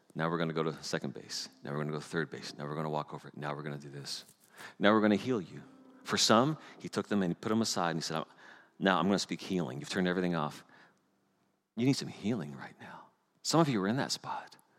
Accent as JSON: {"language": "English", "country": "Canada", "moved": "yes", "said": "I'm Canadian. And everyone smiles when I tell them I'm Canadian"}